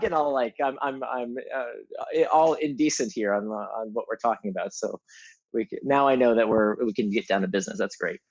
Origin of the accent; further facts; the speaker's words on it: Altamonte Springs, Florida, United States; moved away; I actually grew up in Altamont Springs, just outside of Orlando